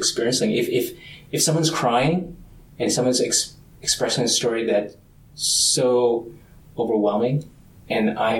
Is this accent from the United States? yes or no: yes; suburbs of Minnesota, United States; also born or lived in Vietnam; I was born in Vietnam, but came back as an adolescent, and I think that opened my eyes to a level of poverty that I did not see exist living in the suburbs of Minnesota